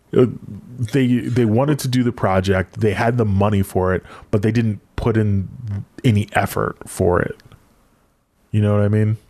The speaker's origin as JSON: {"language": "English", "country": "United States", "said": "being American"}